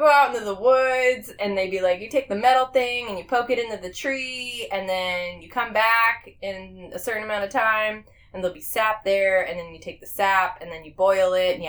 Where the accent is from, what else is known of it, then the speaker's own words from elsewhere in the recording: Vermont, United States; now in Orlando, United States; So, I definitely did not appreciate Vermont like I should have when I lived there. I look back and I think of all the beautiful greenery and the mountains. We grew up on a lake.